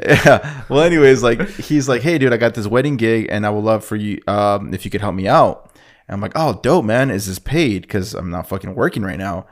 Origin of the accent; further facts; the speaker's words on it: Oceanside, California, United States; we're two fuckers from Oceanside